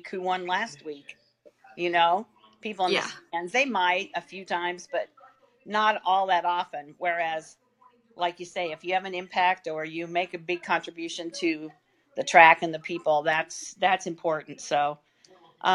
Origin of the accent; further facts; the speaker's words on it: West Central Illinois, United States; I grew up in West Central Illinois